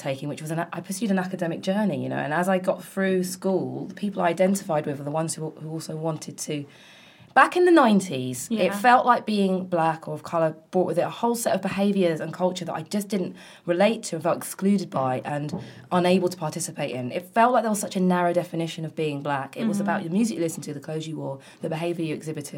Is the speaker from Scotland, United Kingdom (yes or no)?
no; London, United Kingdom; In South London, in Brixton and Kennington